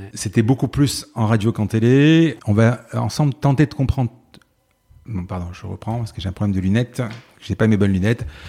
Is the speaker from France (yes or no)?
yes; Marseille, Provence-Alpes-Côte d'Azur, France; je suis marseillais